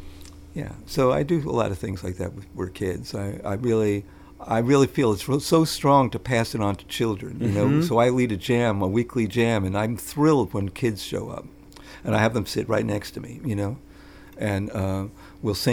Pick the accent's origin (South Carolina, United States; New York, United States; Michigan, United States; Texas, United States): New York, United States; New York City; when I was growing up in New York City